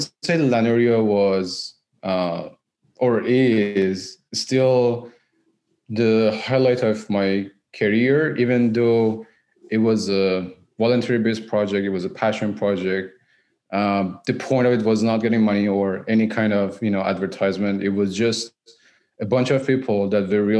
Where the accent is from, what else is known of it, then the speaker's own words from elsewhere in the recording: Iran; moved away as an adult; now in Vancouver, Canada; I'm originally from Iran.